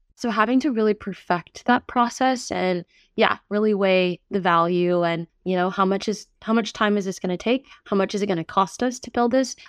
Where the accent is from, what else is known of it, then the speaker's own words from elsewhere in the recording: New York, United States; moved away; being a former New Yorker myself